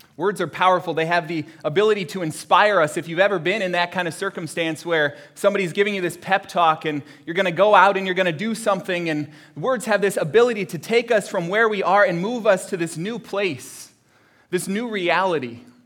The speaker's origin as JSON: {"language": "English", "region": "Florida", "country": "United States", "tie": "born or raised there", "said": "my family, uh, growing up in Florida"}